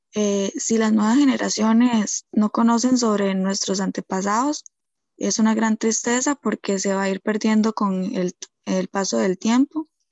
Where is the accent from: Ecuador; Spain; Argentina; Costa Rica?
Costa Rica; como costarricenses que somos